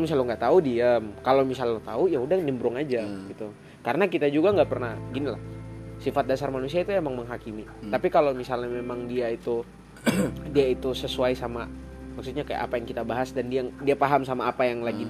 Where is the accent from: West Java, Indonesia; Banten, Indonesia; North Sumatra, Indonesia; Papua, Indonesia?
Papua, Indonesia; accent: Papuan; moved away; also born or lived in Jakarta / Malang / Surabaya; gue orang Papua datang ke Jakarta di tempat yang budayanya gue nggak paham sama sekali